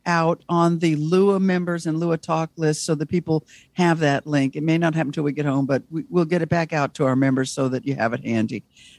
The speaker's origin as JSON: {"language": "English", "town": "Orlando", "region": "Florida", "country": "United States", "said": "from Orlando, Florida."}